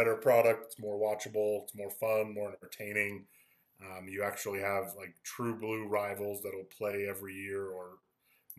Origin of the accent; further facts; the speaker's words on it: Tampa, Florida, United States; moved away; also born or lived in Spokane; I'm born and raised in Tampa